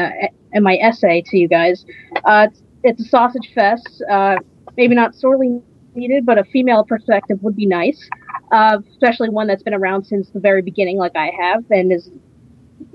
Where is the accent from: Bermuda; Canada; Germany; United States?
United States; New Jersey; I'm 26 and I'm from New Jersey.